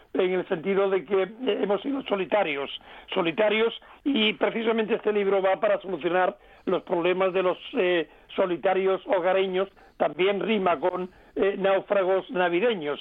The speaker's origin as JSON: {"language": "Spanish", "area": "Cádiz province", "region": "Andalusia", "country": "Spain", "said": "un eh, querido pueblo gaditano de mi tierra, que se llama Jimena de la Frontera"}